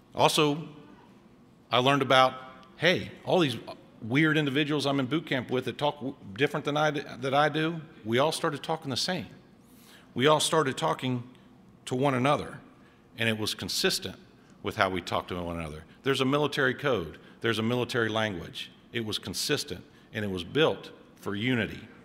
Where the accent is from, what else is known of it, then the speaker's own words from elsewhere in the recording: Cincinnati, Ohio, United States; moved away as an adult; I was born and raised in Cincinnati